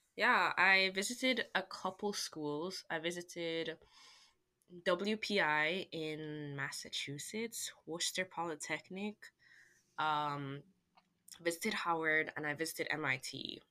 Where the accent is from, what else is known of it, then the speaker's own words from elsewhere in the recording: Jamaica; moved away as an adult; now in United States; I'm from Jamaica